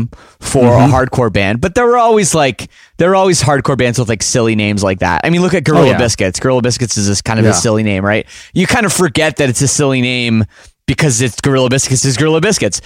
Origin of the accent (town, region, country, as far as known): Canada